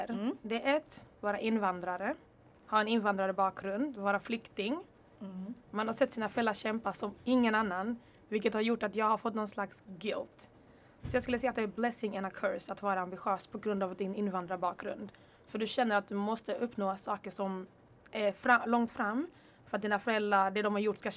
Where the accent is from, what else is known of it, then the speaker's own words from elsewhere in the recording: Rwanda; also born or lived in Congo / Örebro / Netherlands / Stockholm; now in Lund, Sweden; Jag är född i Kongo. Jag kommer från Rwanda. Bodde i Rwanda ett tag, flyttade till Örebro.